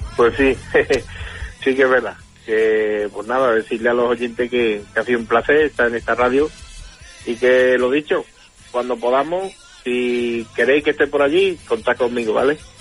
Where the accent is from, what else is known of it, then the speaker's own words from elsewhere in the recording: Morón de la Frontera, Andalusia, Spain; Allí en Morón tenemos varios artistas